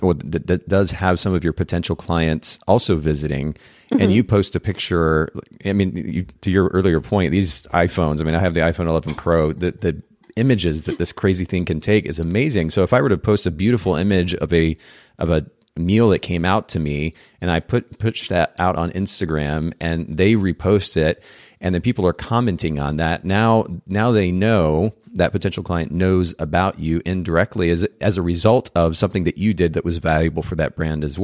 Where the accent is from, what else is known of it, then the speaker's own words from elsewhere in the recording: Japan; Well, I have my out is I grew up in Japan, so I didn't watch a lot of old American TV.